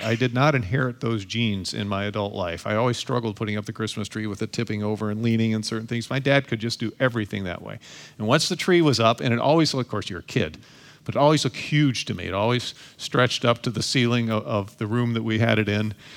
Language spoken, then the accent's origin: English; Toledo, Ohio, United States; I was born and raised in Toledo, Ohio.